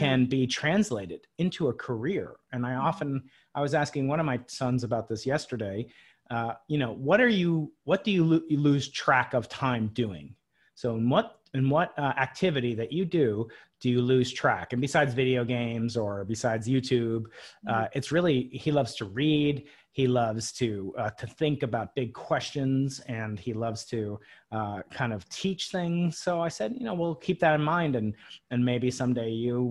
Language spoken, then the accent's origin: English; Long Island, New York, United States; I grew up outside New York City on Long Island